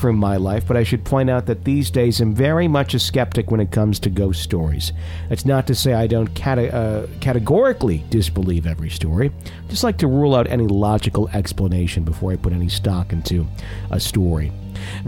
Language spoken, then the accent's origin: English; Fond du Lac, Wisconsin, United States; moved away; back in my hometown in Fond du Lac